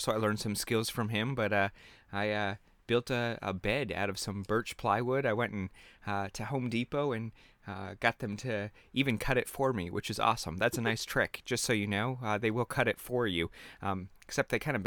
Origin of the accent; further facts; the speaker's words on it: Canada; now in Orlando, United States; I'm Canadian